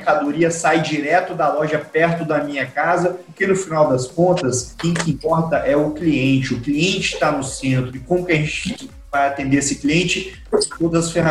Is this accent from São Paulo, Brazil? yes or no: no; Espírito Santo, Brazil; e eu sou capixaba, né? Então meu sotaque, tá? às vezes ele é mineiro